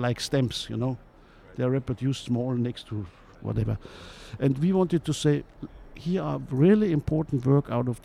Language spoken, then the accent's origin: English; Munich, Bavaria, Germany; moved away; also born or lived in Cologne; I come from Munich. I studied art history in Munich